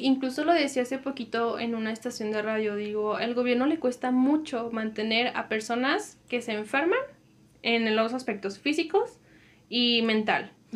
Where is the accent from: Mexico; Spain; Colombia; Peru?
Mexico; Comarca Lagunera; vivimos en, la laguna, dos estados se componen de uno